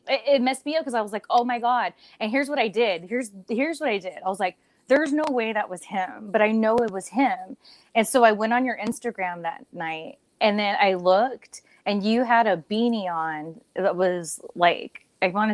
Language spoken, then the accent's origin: English; Ontario, California, United States; I grew up on Ontario